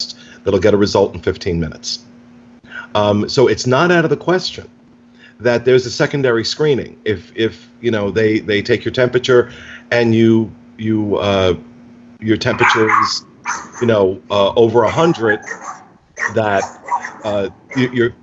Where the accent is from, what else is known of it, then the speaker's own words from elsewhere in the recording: United States; living in the United States, about being an American